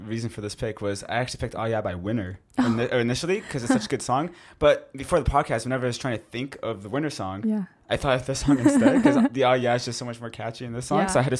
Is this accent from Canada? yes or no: yes; Canada